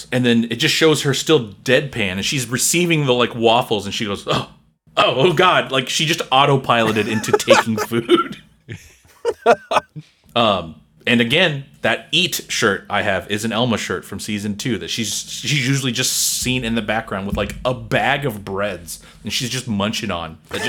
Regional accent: South Korea; I grew up with them in Korea.

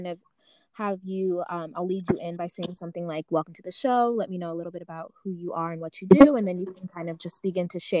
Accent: United States; also born or lived in Uganda; I was born there, but I grew up in the States and hadn't been back until I went back at 24.

